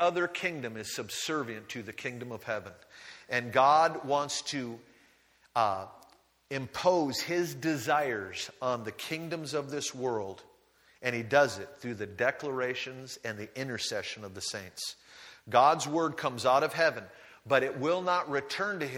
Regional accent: United States; moved away; I grew up on the Great Lakes

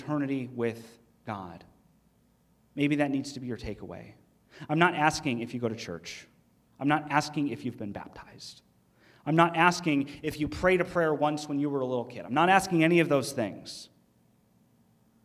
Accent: United States; we as American Christians, right, we're Western American Christians

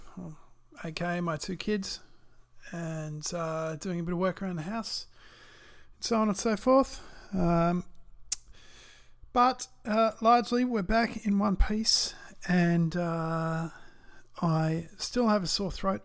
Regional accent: Australia; I'm Australian

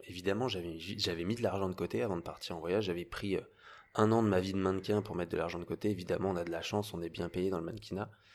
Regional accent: Paris suburbs, Île-de-France, France; j'avais une famille euh, très bien, on était en banlieue parisienne, on vivait super bien, euh, très bien élevé

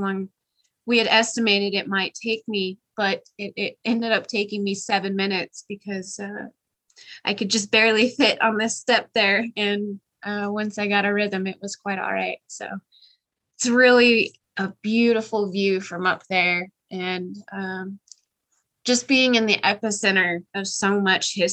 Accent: Kansas City, Missouri, United States; moved away as an adult; now in Colorado Springs, United States; my hometown, Kansas City

